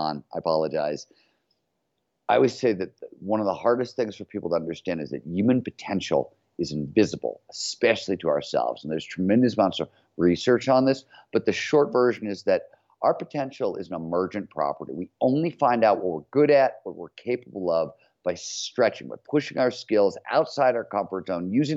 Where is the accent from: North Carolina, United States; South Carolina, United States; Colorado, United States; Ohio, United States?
Ohio, United States; Cleveland; growing up in Cleveland, Ohio in the 70s, a blue collar steel mill town